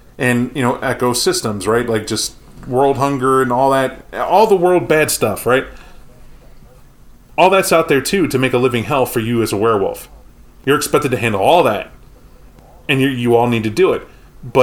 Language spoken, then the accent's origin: English; Mexico; I'm from Mexico and just found out I'm a get a Fenris somehow.